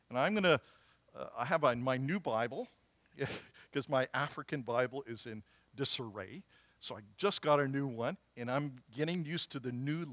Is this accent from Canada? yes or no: yes; Morden, Manitoba, Canada; I'm from Morden, Manitoba. There's good things that come out of Morden, okay? And so I'm a Manitoba boy.